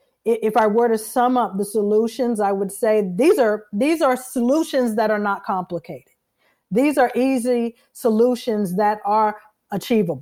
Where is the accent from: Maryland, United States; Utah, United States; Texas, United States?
Maryland, United States; Fort Washington; I am from Fort Washington, Maryland, which is in Prince George's County, Maryland